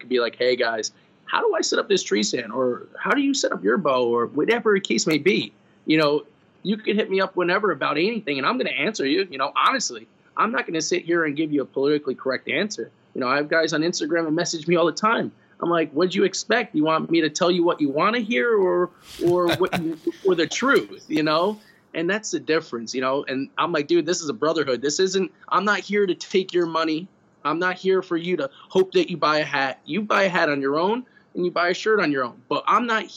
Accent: New York, United States; I'm from New York

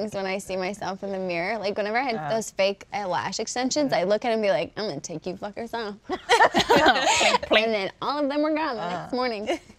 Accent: Texas, United States; now in Los Angeles, United States; I'm from Texas.

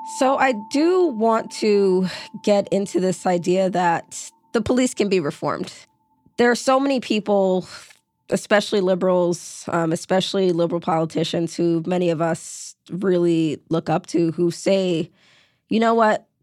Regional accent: New York City, New York, United States; I grew up in New York City. When I was in high school, senior year, I was violently mugged in my neighborhood in Brooklyn.

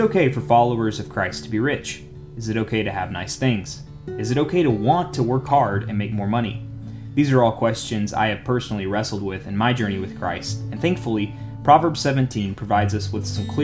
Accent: United States; As an American

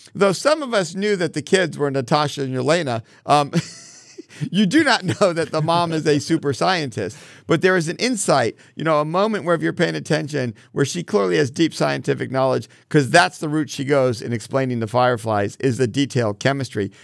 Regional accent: Connecticut, United States; I grew up in Connecticut catching fireflies in jars

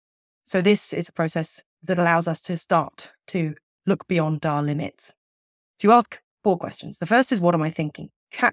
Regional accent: England, United Kingdom; So as somebody growing up in England, not everybody believes in Father Christmas as a child.

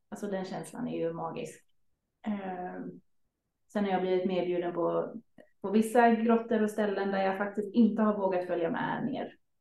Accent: Sweden; som liten svensk

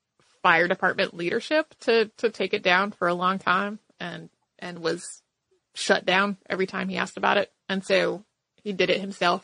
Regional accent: Perth, Western Australia, Australia; I'm from Perth, Western Australia.

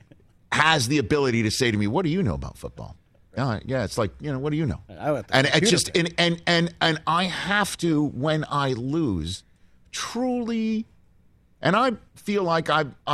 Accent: New York City, New York, United States; My hometown of Staten Island, New York

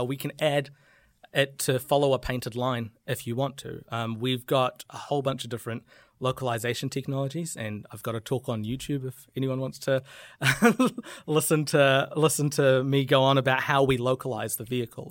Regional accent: New Zealand; I'm, I'm very proud of being a New Zealander

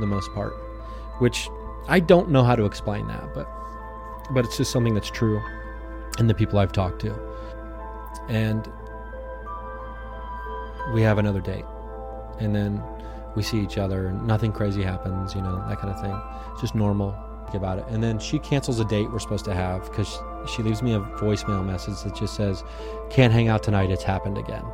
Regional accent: Southern Ohio, United States; moved away as an adult; now in Los Angeles, United States; I grew up in Southern Ohio

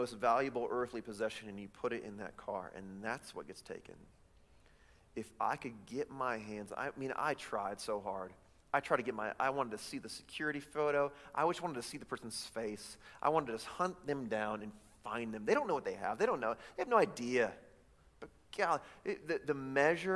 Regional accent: Chicago, Illinois, United States; now in Davis County, United States; I'm from Chicago.

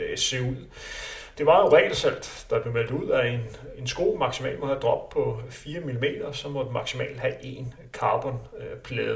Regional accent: Denmark; vi er danskere

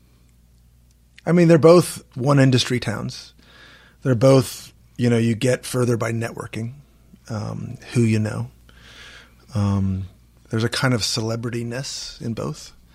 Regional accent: Washington, District of Columbia, United States; I'm a Jew from Washington, D C

